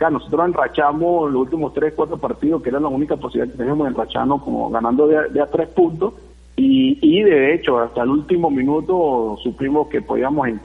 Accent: Venezuela; moved away as an adult; con la etiqueta que uno llevaba como venezolano, bueno, eso fue difícil para mí los primeros meses, ¿no? Primeros dos meses, considero yo, de, mi llegada allá.

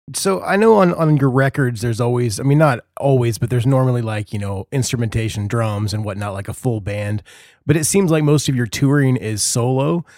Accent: Indiana, United States; I'm from Indiana

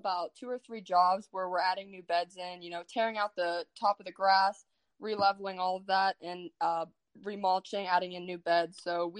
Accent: Poland, Ohio, United States; I just graduated a couple years ago from Poland High School

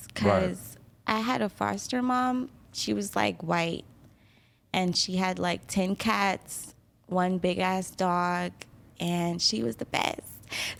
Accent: Kansas City, Missouri, United States; I'm from Kansas City, Missouri. I was adopted when I was like 5.

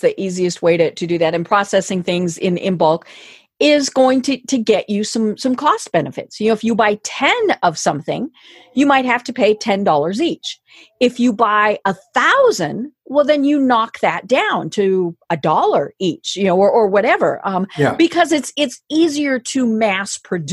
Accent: Midwest, United States; I'm from the Midwest, and so I'm familiar with co-ops, but they were farmer co-ops

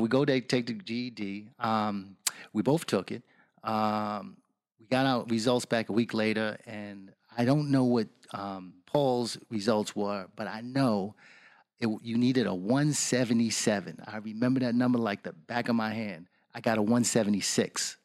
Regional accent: New York City, New York, United States; moved away; also born or lived in Washington, D.C.; I grew up the block from Colin Powell

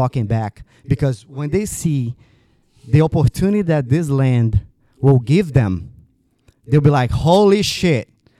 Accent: Brazil; Brazil's a tough country. Growing up in Brazil was never easy. Like I said, until a point, my family were very, like, struggling, poor.

